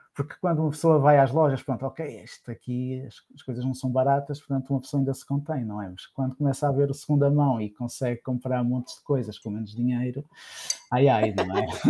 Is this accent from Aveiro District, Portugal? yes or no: yes; Santa Maria da Feira, Aveiro District, Portugal; Eu sou de Santa Maria da Feira